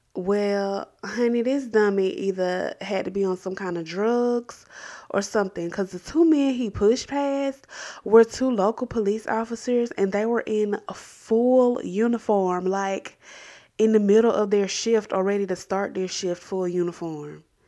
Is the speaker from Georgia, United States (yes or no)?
yes; Columbus, Georgia, United States; my hometown of Columbus, Georgia